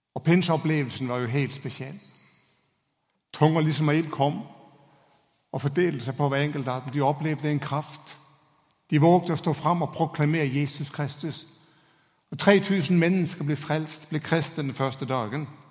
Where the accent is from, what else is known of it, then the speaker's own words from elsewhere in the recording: Denmark; Norwegian is a second language; now in Norway; Hoppsporten er ikke akkurat det store i mitt hjemland